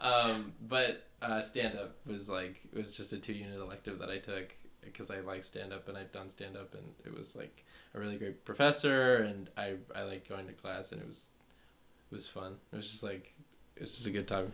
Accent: Fairfield, California, United States; I'm from the middle of nowhere, California

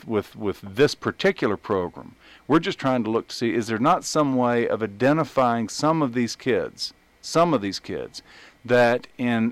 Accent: East Texas, United States; where I grew up in East Texas, in a smaller town, we would bring our duck guns to school

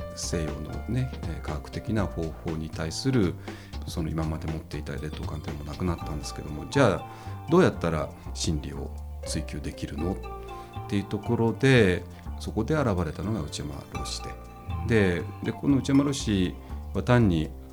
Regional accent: Tokyo, Japan; moved away as an adult; also born or lived in Massachusetts, United States; now in Kamakura, Japan; 東京 の下町の本当にもう家とか工場ばっかりに囲まれたとこで、えー、生まれ育った人間

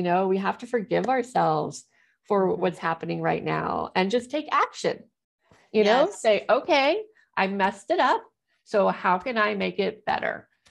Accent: Missouri, United States; also born or lived in Ohio; I was born in Ohio, church there. Then we moved to Missouri.

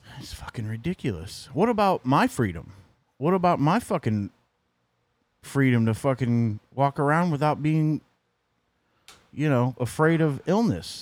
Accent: Missouri, United States; moved away; That's my, uh, my home state.

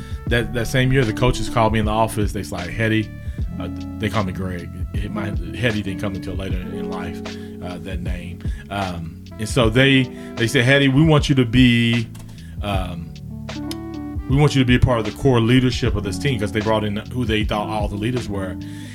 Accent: Guthrie, Oklahoma, United States; So the quick introduction is, I'm from Guthrie.

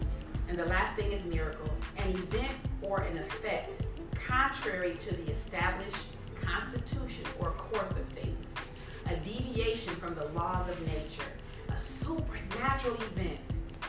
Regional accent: Detroit, Michigan, United States; also born or lived in Chicago; now in Dallas, United States; I was born in Chicago. Moved to Detroit when I was about, I'll say 10 years old. So grew up most of my, you know, child and adult life in Detroit, Michigan.

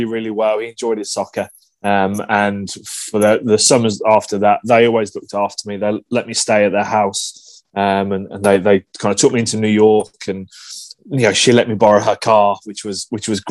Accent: England, United Kingdom; moved away as an adult; now in Melbourne, Australia; being English

